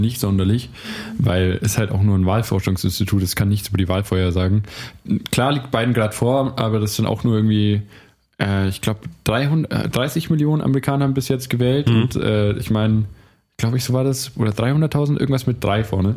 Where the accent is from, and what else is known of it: Nuremberg, Bavaria, Germany